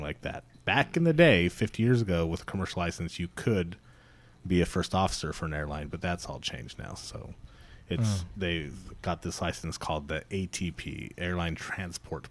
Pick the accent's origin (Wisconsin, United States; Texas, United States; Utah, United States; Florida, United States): Utah, United States; West Jordan; also born or lived in Provo, Utah; I was born and raised in a little town called West Jordan, which is not so little anymore, which is a suburb of Salt Lake City.